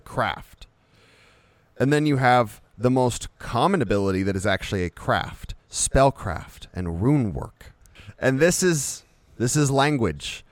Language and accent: English; United States; we're American